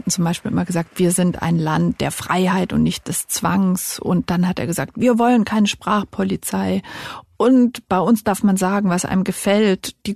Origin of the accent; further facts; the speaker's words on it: Baden-Württemberg, Germany; Und meine Heimat, genau. Winfried Kretschmann. Hat der irgendwo einen Genderzwang erlassen?